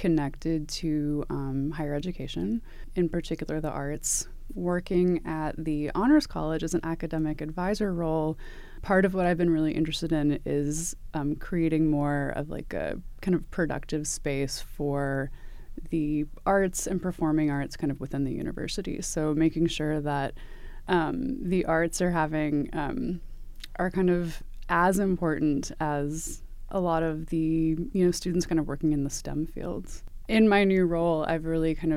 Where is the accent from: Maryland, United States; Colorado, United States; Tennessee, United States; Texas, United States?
Tennessee, United States; Knoxville; moved away as an adult; now in Tucson, United States; I am originally from Knoxville, Tennessee, which is East Tennessee, so near the Smoky Mountains. My parents are from the Midwest, so I don't consider myself a true Southerner, but that is where I was born and raised